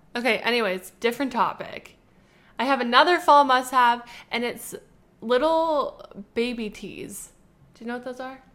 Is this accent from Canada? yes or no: yes; Canada; we're from Canada